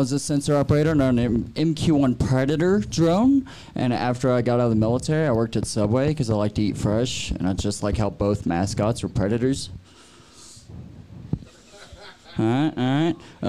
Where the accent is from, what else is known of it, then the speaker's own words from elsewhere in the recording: Texas, United States; now in Aurora, United States; 24. I'm from Texas.